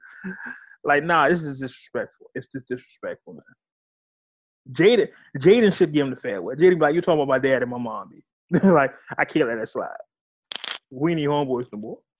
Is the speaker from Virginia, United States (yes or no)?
no; California, United States; I'm from California. Uh, I grew up um, 90s era California